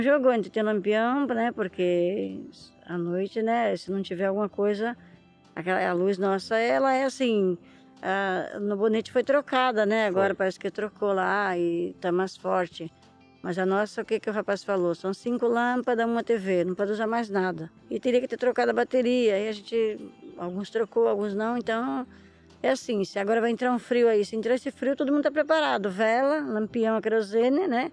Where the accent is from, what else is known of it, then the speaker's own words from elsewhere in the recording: Ilhabela, São Paulo, Brazil; eu nasci na ilha de Búzios